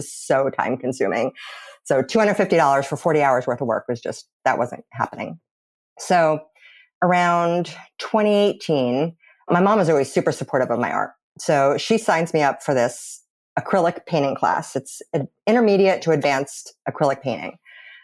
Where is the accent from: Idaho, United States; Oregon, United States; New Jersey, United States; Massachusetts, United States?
New Jersey, United States; Born and raised in New Jersey.